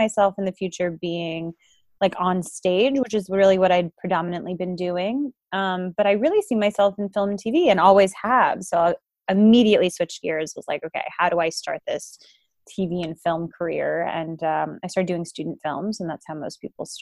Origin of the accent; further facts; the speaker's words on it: New York City, New York, United States; I am a native New Yorker, so born and raised in Manhattan, Manhattan proper